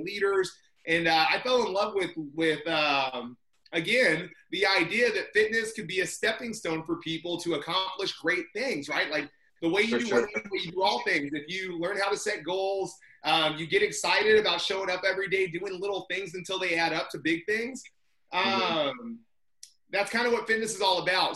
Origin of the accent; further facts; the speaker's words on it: Indiana, United States; moved away as an adult; also born or lived in California; I'm from Indiana.